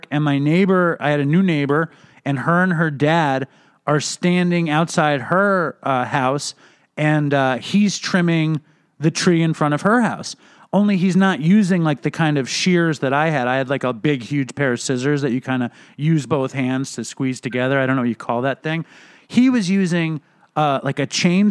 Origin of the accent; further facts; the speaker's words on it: New York City, New York, United States; I grew up in Manhattan.